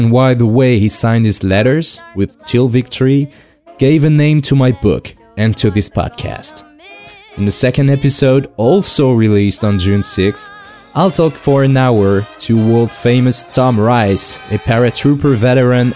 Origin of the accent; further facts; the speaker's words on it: France; English is a second language; As you can probably guess by my weird accent, I'm French